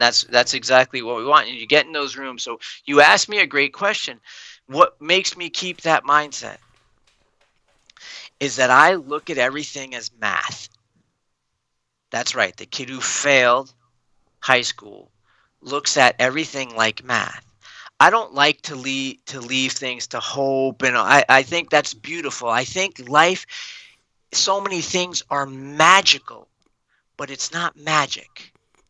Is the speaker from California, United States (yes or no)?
no; Long Island, New York, United States; I'm from Long Island